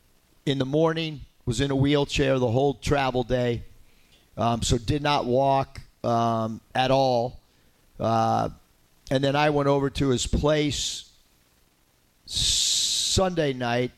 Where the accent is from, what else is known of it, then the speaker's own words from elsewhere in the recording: San Diego, California, United States; moved away as an adult; also born or lived in Los Angeles, United States; now in Arkansas, United States; growing up in San Diego and living in L.A. and living in Northern California